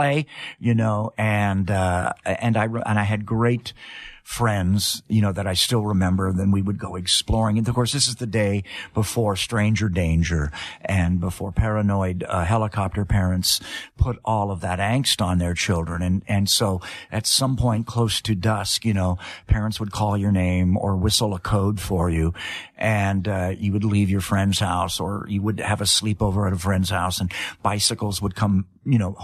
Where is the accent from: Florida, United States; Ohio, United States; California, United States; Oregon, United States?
California, United States; Los Angeles; also born or lived in England; I had a great California upbringing